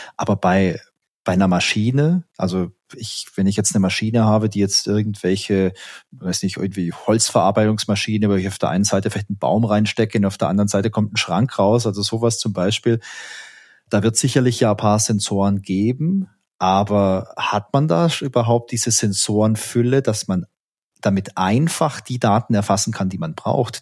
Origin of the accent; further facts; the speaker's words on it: Southern Germany, Germany; ich komme ja aus Süddeutschland und da ist man ja immer sehr knausrig